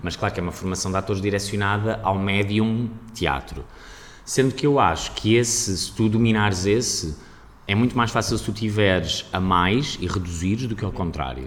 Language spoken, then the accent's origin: Portuguese; Aveiro, Centro, Portugal; moved away as an adult; also born or lived in Lisbon; de onde eu sou, de onde eu cresci